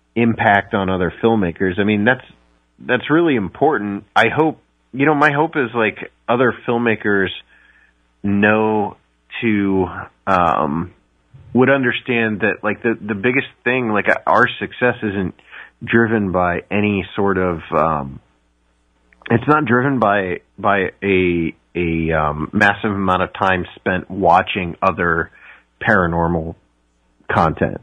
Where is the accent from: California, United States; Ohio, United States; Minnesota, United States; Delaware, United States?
Ohio, United States; I grew up in Ohio, so I'm I'm in the Midwest